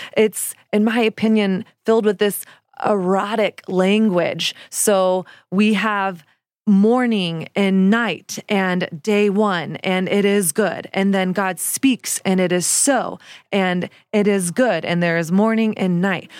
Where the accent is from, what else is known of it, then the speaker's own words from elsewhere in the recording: the South, United States; now in New York City, United States; I didn't grow up in the church, but I grew up in the South, and Christianity in the South is the air that we breathed